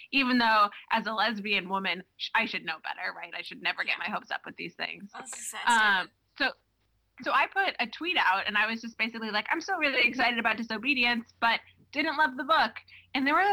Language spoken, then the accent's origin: English; Texas, United States; now in Boston, United States; I'm from Texas